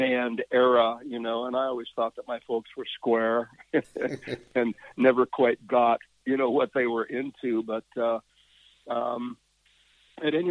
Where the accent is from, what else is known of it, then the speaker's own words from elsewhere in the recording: Yakima Valley, Washington, United States; My formative years were actually in the Yakima Valley, if you know Washington State at all.